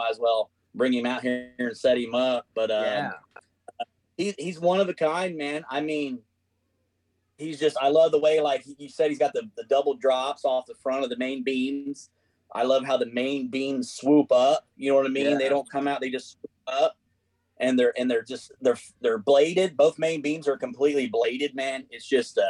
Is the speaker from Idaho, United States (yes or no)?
no; Indiana, United States; I'm from Indiana